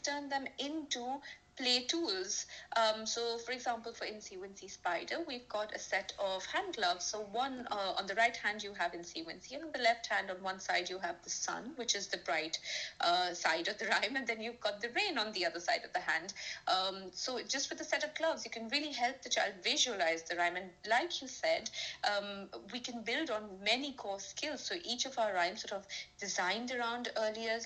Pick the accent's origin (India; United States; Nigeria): India; now in United Kingdom; I'm from India